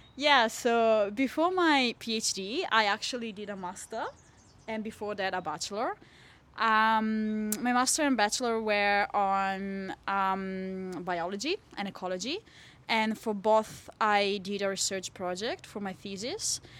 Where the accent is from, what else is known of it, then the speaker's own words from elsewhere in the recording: Italy; moved away as an adult; now in Hobart, Australia; I'm from Italy